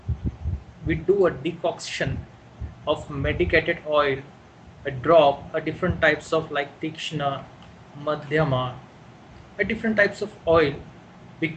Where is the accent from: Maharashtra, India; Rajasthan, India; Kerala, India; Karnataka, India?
Maharashtra, India; Pune; I'm from Pune, residing in Pune.